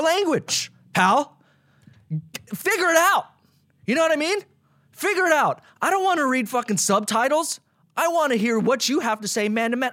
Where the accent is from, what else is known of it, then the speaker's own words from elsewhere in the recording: Las Vegas, Nevada, United States; now in Los Angeles, United States; I grew up in Las Vegas.